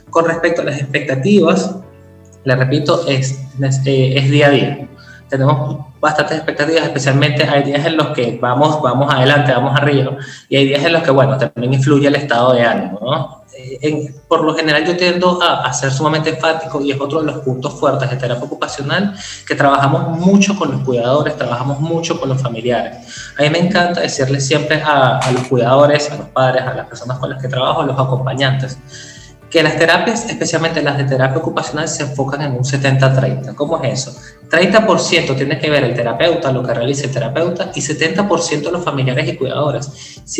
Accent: Venezuela; yo creo que en ser países caribeños, yo soy venezolano

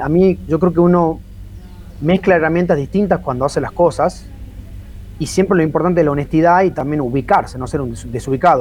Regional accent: Tucumán, Argentina; yo como tucumano, a ver, tucumano pero historiador argentino

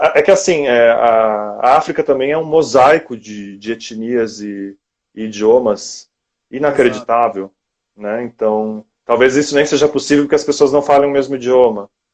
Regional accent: Brazil; moved away; eu ser latino-americano

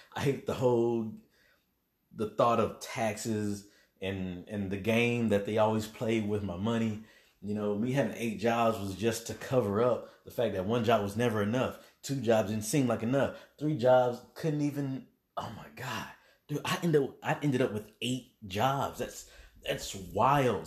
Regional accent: Little Rock, Arkansas, United States; now in Dallas, United States; I'm definitely, uh, from Little Rock, Arkansas. That's my hometown, currently in the Dallas area

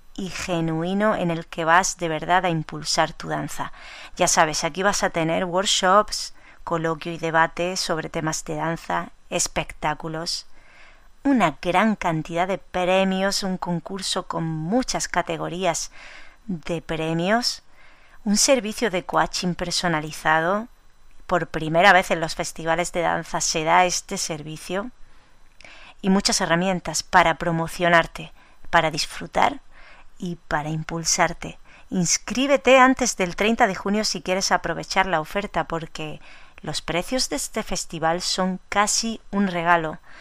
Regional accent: Almería, Andalusia, Spain; mi tierra, Almería

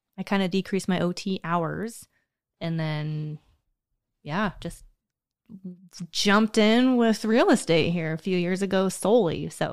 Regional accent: United States; I grew up on Pion Prairie

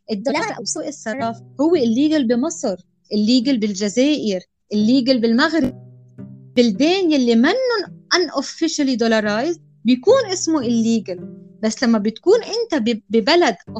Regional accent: Lebanon; نحن يمكن كلبنانيه او اللي عايش بلبنان

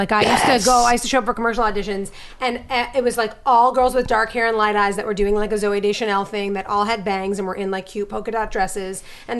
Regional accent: New York City, New York, United States; accent: New York; moved away; also born or lived in Los Angeles; get rid of my New York accent.

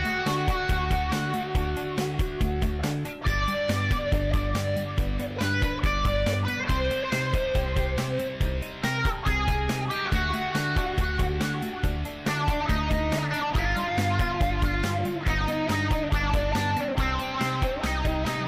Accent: Montana, United States; growing up in Montana

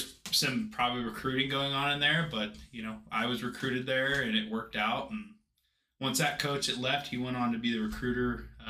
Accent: Washougal, Washington, United States; I hail from Washougal, Washington. I got a family of four, three younger siblings, and pretty much just grew up farming on a small ranch and hunting and fishing and playing a lot of sports.

